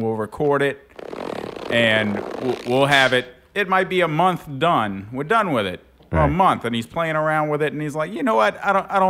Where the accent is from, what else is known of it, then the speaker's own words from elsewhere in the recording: Buras, Louisiana, United States; also born or lived in Gretna, Louisiana; I was living in Gretna. I grew up in Buras